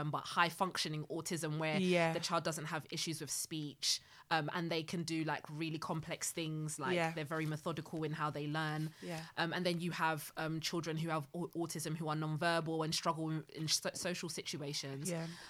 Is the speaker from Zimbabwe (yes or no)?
yes; Zimbabwe; moved away; I'm from Zimbabwe.